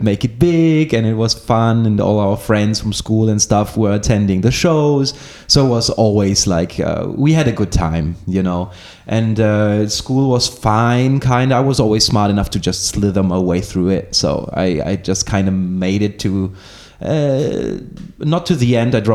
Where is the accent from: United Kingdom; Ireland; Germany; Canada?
Germany; now in Greece; I'm a half Greek, half German person. I grew up in Germany and I ended up in Greece